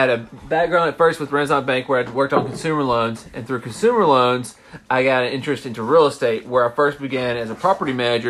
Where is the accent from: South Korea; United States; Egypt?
United States; Meridian, Mississippi; moved away as an adult; also born or lived in Jackson, Mississippi; now in Oxford, United States; I'm originally from Meridian, Mississippi.